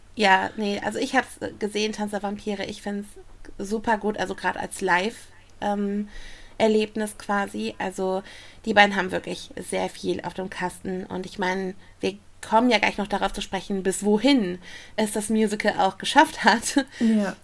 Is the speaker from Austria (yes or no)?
no; Essen, North Rhine-Westphalia, Germany; in meiner Heimatstadt Essen